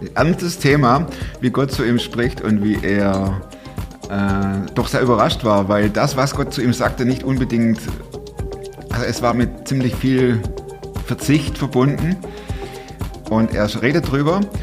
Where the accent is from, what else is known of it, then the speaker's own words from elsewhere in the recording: Swabia, Germany; accent: Swabian; now in Cologne area, Germany; ich als Schwabe